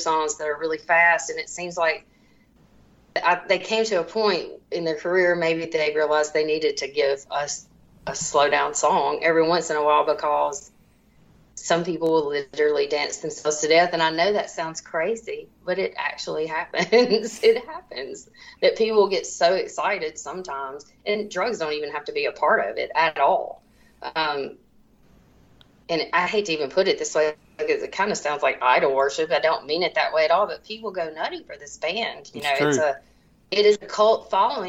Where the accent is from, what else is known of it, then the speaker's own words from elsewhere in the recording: Mississippi Delta, United States; where I grew up in the Mississippi Delta